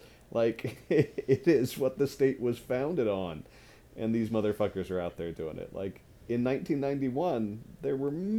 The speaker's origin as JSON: {"language": "English", "region": "Kansas", "country": "United States", "tie": "born or raised there", "said": "I'm growing up in Kansas"}